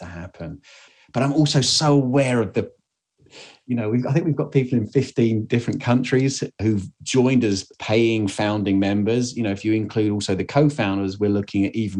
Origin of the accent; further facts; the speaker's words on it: England, United Kingdom; I'm English